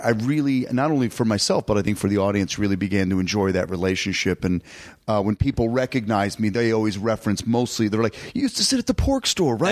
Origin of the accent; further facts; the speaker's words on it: Detroit, Michigan, United States; what we called in Detroit Mustacholi